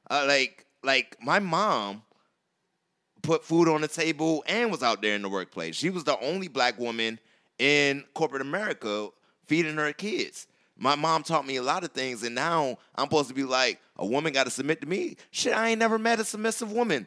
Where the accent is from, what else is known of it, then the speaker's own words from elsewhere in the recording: South Carolina, United States; moved away; I'm from South Carolina